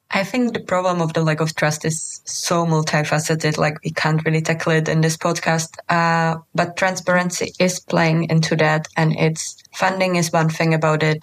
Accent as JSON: {"language": "English", "country": "Czechia", "also_born_or_lived": "Bosnia and Herzegovina / Lebanon", "moved": "yes", "said": "I come from Czech Republic"}